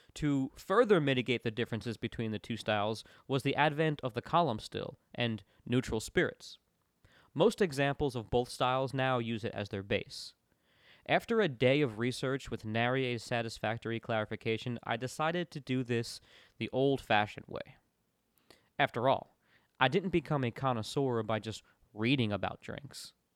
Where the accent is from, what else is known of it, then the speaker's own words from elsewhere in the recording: Florida, United States; I grew up in Florida, where the margarita is inherent in the lifestyle and ethos.